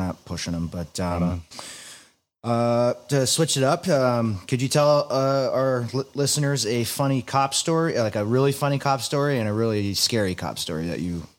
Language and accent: English; Clearwater, Florida, United States; I was born and raised in Clearwater, Florida.